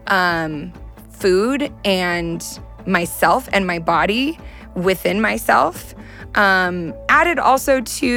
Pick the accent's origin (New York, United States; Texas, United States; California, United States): California, United States; Southern; I'm from Southern California